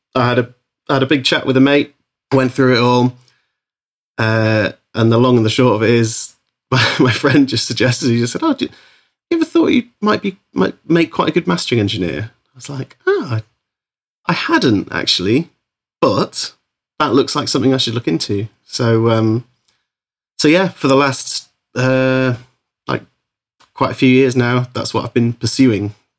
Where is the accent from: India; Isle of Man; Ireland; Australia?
Isle of Man; moved away as an adult; also born or lived in Bristol; now in Liverpool, United Kingdom; I grew up on the Isle of Man and I moved to Bristol when I was about twen, nineteen, twenty